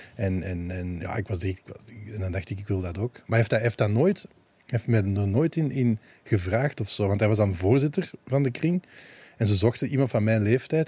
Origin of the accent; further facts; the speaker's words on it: Balen, Flanders, Belgium; also born or lived in Limburg, Belgium; we zijn dan naar, naar de Kempen verhuisd, naar Balen